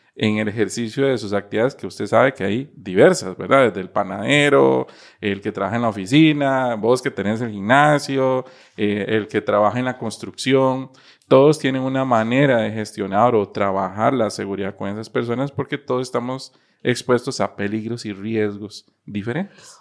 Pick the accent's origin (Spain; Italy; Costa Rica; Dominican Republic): Costa Rica; como costarricense